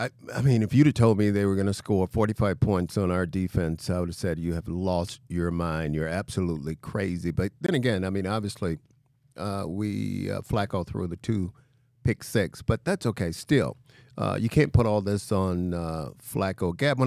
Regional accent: Mobile, Alabama, United States; When I was growing up, I mean, obviously I'm from Mobile, Alabama, a small town.

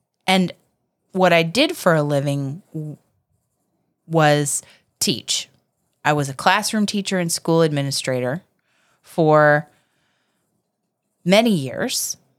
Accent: Virginia, United States; now in Florida, United States; I was born in Virginia.

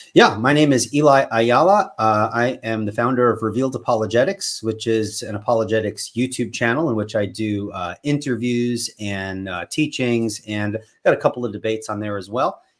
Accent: Patchogue, New York, United States; now in North Carolina, United States; I was born and raised on Long Island, New York. I grew up in a little town called Patchogue

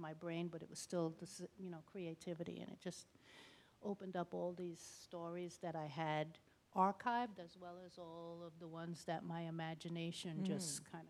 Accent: New York City, New York, United States; moved away as an adult; also born or lived in Brooklyn, New York; now in Canada; We moved to Staten Island when I was very young, and I was raised in Staten Island, New York.

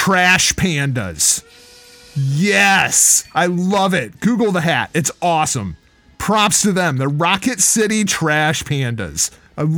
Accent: Clinton, Iowa, United States; the town I grew up in Clinton

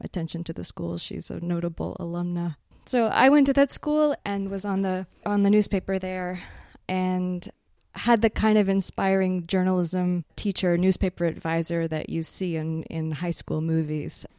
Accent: Houston, Texas, United States; moved away as an adult; now in Prague, Czech Republic; I was born in Houston, Texas, and grew up there.

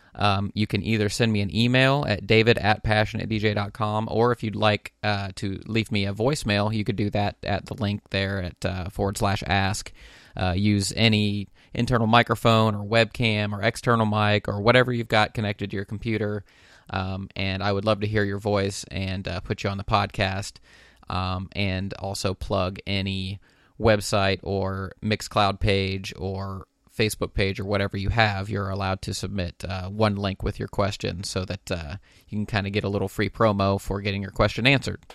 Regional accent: Dayton, Ohio, United States; my hometown of Dayton, Ohio

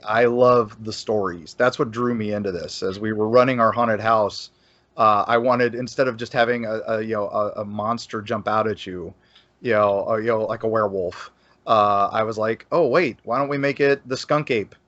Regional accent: Florida, United States; we're creative types here in Florida

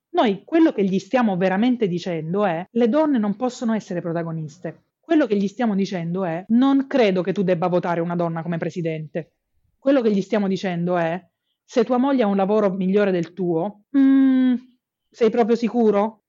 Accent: Apulia, Italy; nelle regioni del sud Italia, da cui io vengo perché io sono pugliese

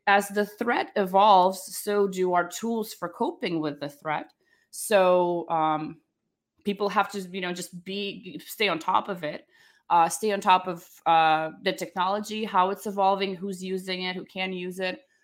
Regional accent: Charlotte, North Carolina, United States; also born or lived in Ukraine / Russia; I, uh, was born in Ukraine, and I grew up in Charlotte, North Carolina, but before, uh, we moved there, when I was a little girl

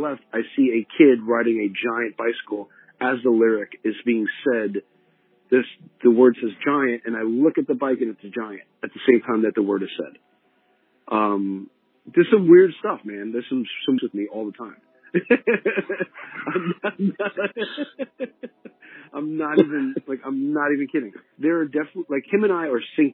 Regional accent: New York, United States; I'm born and raised in New York

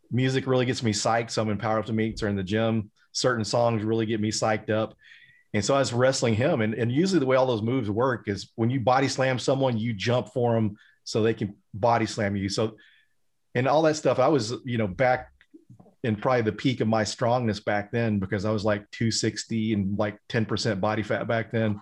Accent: Denton, Texas, United States; Denton, Texas, where I was born and raised and grew up

